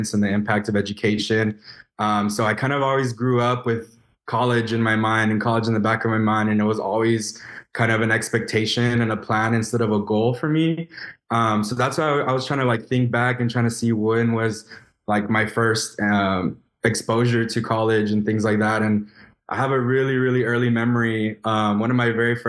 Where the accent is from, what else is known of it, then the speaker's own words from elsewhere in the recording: Elsa, Texas, United States; I'm originally from Ed Couch, Elsa, Texas. So small town, deep South Texas